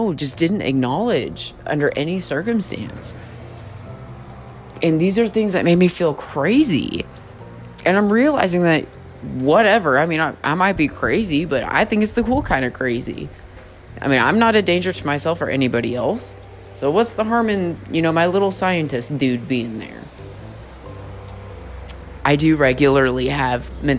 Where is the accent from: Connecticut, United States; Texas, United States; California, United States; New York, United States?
California, United States; San Francisco Bay Area; born or raised there; moved away as an adult; now in Oklahoma, United States